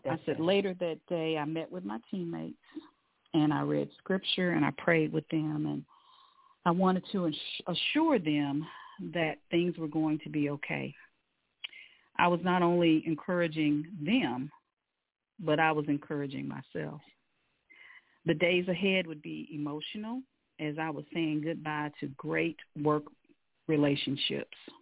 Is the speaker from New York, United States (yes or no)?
no; Louisville, Kentucky, United States; now in Atlanta, United States; I'm originally from Louisville, Kentucky, the home of Muhammad Ali, the Louisville Cardinals, and the Louisville Slugger